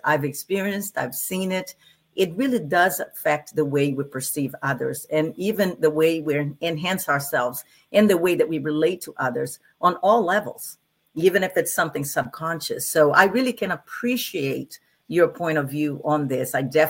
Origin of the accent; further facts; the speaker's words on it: Brazil; now in United States; and I come from Brazil.